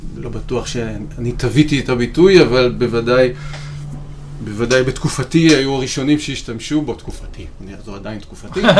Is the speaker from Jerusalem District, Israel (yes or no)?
no; Rishon LeZion, Central District, Israel; נולדתי וגדלתי בראשון לציון